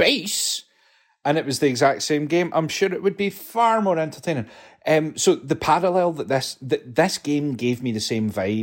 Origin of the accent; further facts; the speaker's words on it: Scotland, United Kingdom; I didn't even grow up where I live now